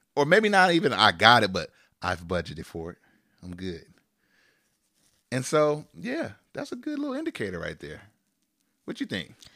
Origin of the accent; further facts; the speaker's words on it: Sacramento, California, United States; We're from Sacramento.